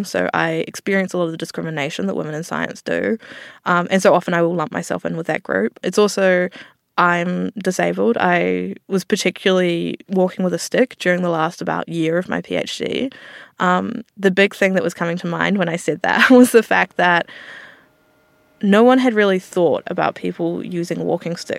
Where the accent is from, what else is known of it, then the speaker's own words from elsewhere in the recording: New Zealand; now in Australia; some people will have heard my accent. I'm from New Zealand originally